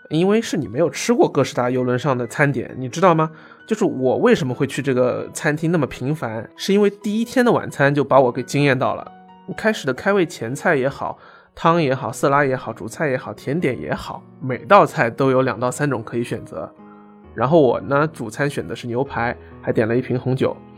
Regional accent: China; 我是中国人

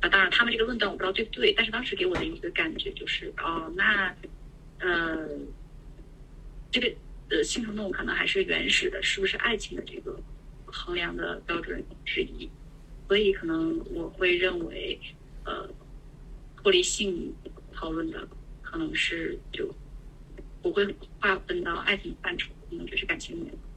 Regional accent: Northeast China, China; 因为我是东北人嘛

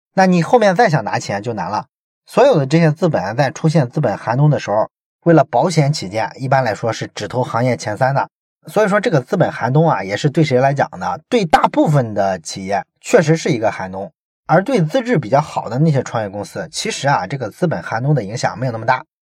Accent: Shandong, China; 我们山东人

